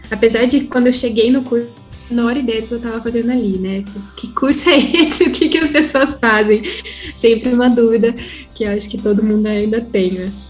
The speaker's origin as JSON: {"language": "Portuguese", "region": "Paraná", "country": "Brazil", "moved": "as an adult", "lives_now": "São Paulo, Brazil", "said": "Eu sou do Paraná, sou lá do Sul"}